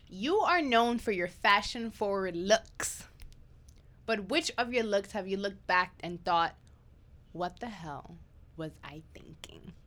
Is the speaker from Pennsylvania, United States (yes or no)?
no; New York City, New York, United States; born or raised there; English is a second language